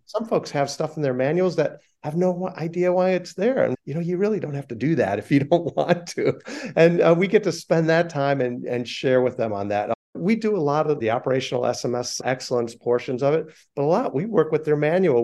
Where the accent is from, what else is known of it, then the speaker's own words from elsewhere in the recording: Chicago, Illinois, United States; I'm from Chicago